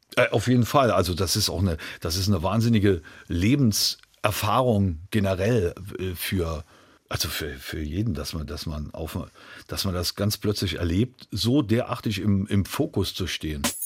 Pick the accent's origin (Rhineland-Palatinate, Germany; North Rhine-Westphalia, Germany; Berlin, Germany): Rhineland-Palatinate, Germany; Trier; in Trier, in meiner Heimatstadt